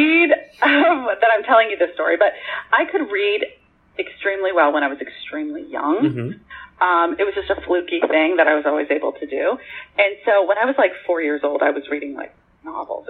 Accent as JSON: {"language": "English", "town": "Pittsburgh", "region": "Pennsylvania", "country": "United States", "tie": "born or raised there", "moved": "yes", "said": "I grew up in Pittsburgh, although I've lived in many places"}